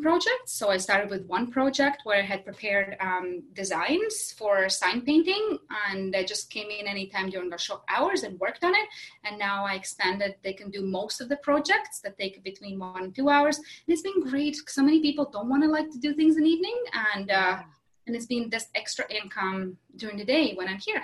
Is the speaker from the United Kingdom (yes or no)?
no; Latvia; moved away as an adult; also born or lived in Kelowna, Canada; now in West Kelowna, Canada; I'm originally from Latvia. That's a small country in Eastern Europe